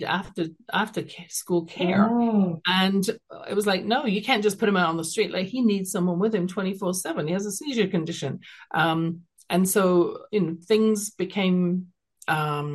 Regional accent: London, United Kingdom; now in Calgary, Canada; growing up in London, England

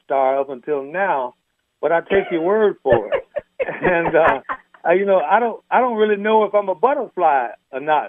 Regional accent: Gary, Indiana, United States; born and raised in Gary, Indiana

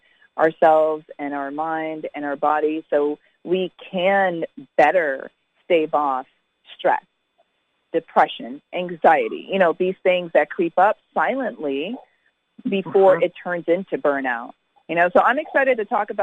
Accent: Connecticut, United States; also born or lived in Jamaica; I grew up in Connecticut

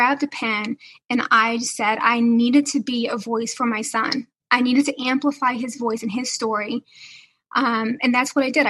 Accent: the South, United States; I'm from the South. So everything was, yes, ma'am, we better have good manners.

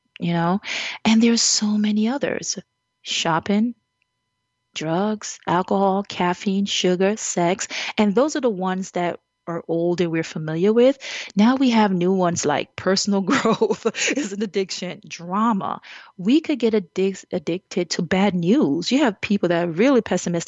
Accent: Jamaica; As a Jamaican

